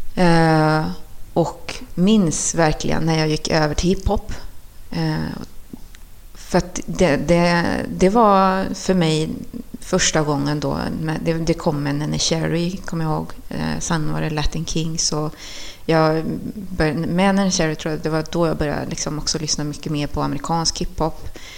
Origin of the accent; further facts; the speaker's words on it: Trollhättan, Västra Götaland, Sweden; also born or lived in Chile; jag var uppväxt på Kronogården